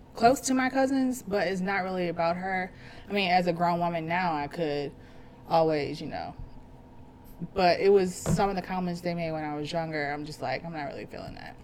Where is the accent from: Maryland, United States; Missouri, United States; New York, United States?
Missouri, United States; Pacific; also born or lived in St. Louis; I spent most of my adolescent, teenage, and a few years of my adult life in Pacific, Missouri